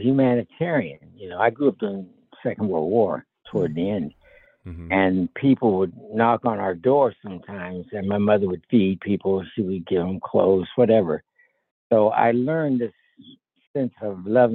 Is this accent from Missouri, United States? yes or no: no; Columbus, Ohio, United States; Columbus, Ohio